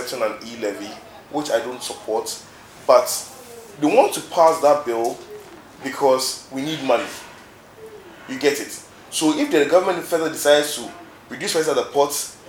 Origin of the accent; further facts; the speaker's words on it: Ghana; I'm a Ghanaian